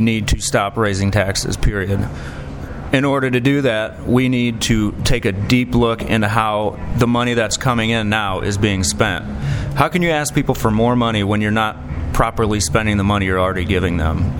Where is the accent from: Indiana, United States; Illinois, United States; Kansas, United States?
Illinois, United States; Rock Island; I was born in Rock Island. I was raised in Rock Island County. I went to Rock Island schools.